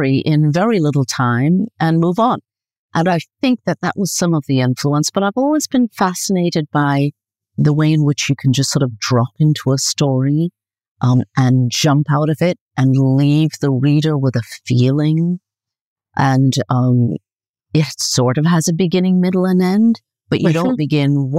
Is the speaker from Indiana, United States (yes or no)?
no; New York, United States; moved away as an adult; also born or lived in Caribbean / California; now in Italy; So I'm from New York originally. I did live in the Caribbean for a bit, for a few years in my childhood